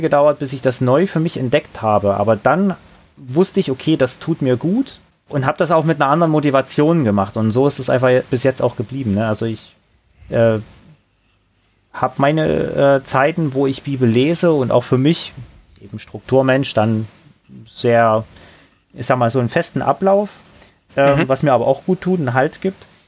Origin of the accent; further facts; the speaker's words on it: Johanngeorgenstadt, Saxony, Germany; moved away as an adult; ich bin da in, in einer kleinen Stadt, Johann Georgenstadt nennt die sich. Heimat des Schwibbogens, ganz wichtig. Also mhm. eine coole Sache. Ähm, mhm. Im wunderschönen Erzgebirge, also ist ja Sachsen, groß geworden